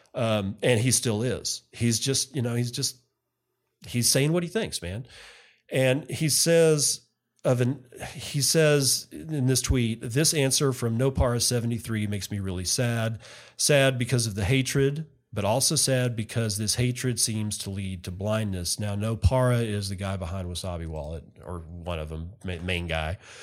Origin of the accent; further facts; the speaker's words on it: West Texas, United States; I'm a redneck from West Texas